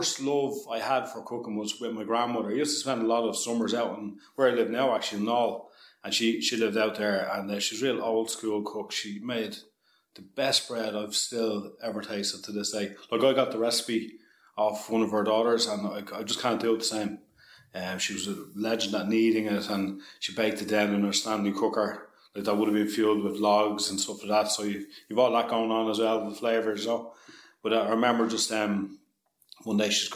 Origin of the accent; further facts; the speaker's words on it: Balbriggan, Leinster, Ireland; I'm from Balbriggan originally